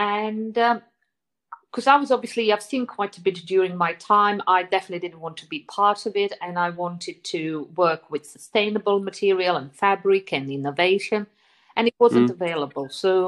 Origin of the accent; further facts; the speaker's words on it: Zurich, Switzerland; probably come from the time for me as a teenager growing up in Zurich.